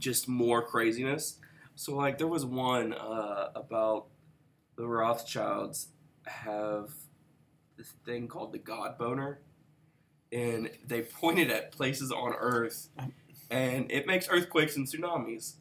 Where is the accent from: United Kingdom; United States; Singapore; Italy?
United States; West Virginia; I was from West Virginia